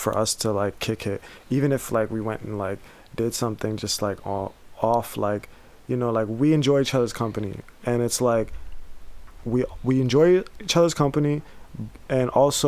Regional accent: United States; growing up, like in seeing, like even when 9/11 happened, like nobody cared about brown people in America

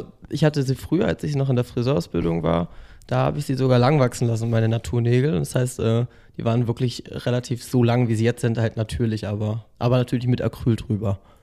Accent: Bremen, Germany; moved away as an adult; now in Berlin, Germany; hauptsächlich in Bremen, also in meiner Heimat gewohnt.

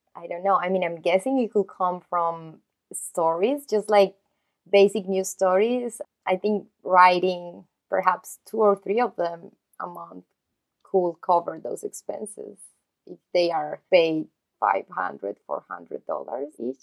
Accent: Colombia; moved away as an adult; also born or lived in New York; since I am not from the U S, I'm actually from Colombia

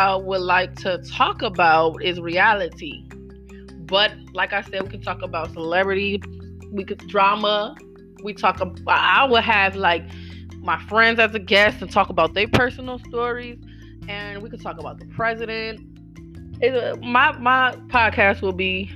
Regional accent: Buffalo, New York, United States; I'm from Buffalo, New York

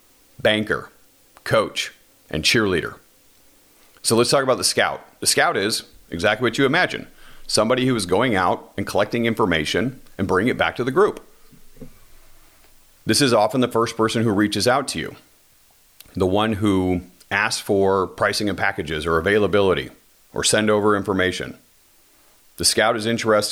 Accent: Washington, United States; my home state, Washington

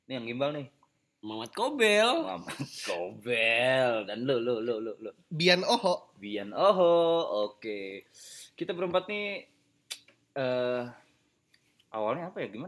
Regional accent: Java, Indonesia; Saya Jawa, Jawa, sih sih.

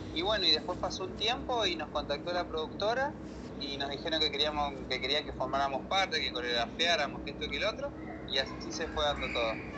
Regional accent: San Martín, Mendoza, Argentina; Yo soy del este de San Martín

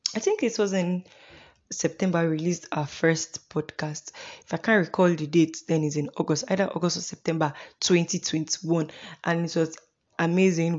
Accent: Imo, Nigeria; also born or lived in Uyo, Akwa Ibom State; now in Kaduna State, Nigeria; I am from Imo State in Nigeria. I am from Imbitolu.

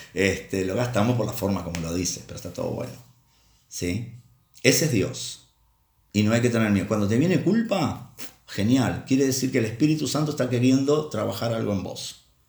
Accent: Uruguay; de Uruguay, el país de donde soy.

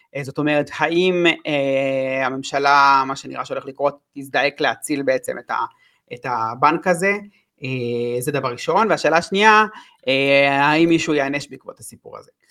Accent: Israel; אני בתור ישראלי

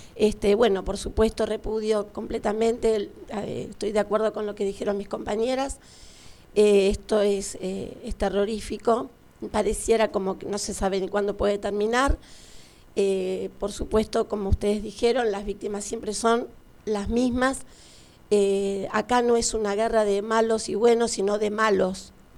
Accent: Argentina; Estoy muy orgullosa de ser argentina

